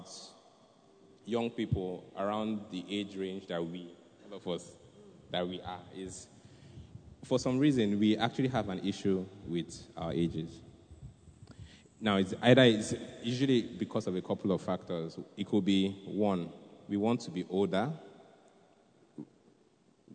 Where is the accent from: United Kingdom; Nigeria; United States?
Nigeria; being a Nigerian